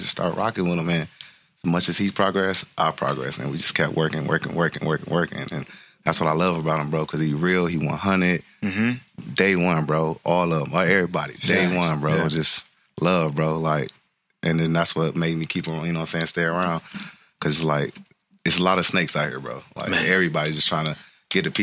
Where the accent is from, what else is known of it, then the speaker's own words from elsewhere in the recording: Detroit, Michigan, United States; moved away as an adult; now in California, United States; I've been born and raised in Detroit.